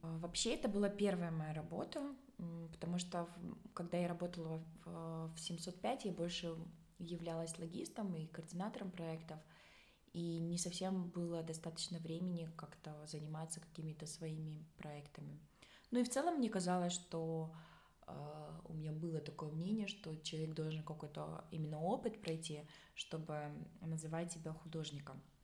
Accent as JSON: {"language": "Russian", "country": "Tajikistan", "tie": "born or raised there", "said": "я родом сама с Таджикистана"}